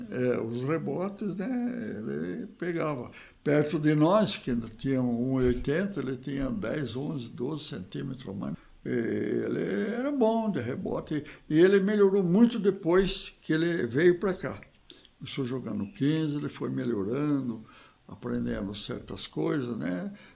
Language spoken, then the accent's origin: Portuguese; Piracicaba, São Paulo, Brazil; moved away as an adult; also born or lived in Nova Granada / São José do Rio Preto; eu sou de Piracicaba. Formei lá na, na escola de agronomia e tal, minha família mora toda lá